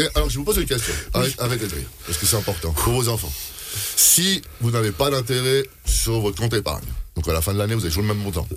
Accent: Switzerland; on a un pays qui se porte bien

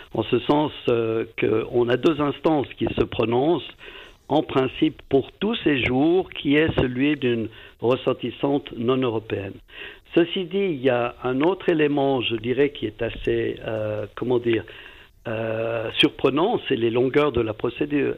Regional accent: Valais, Switzerland; je suis valaisan d'origine

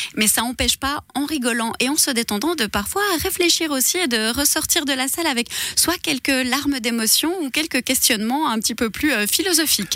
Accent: Switzerland; born or raised there; also born or lived in Tamanrasset, Algeria

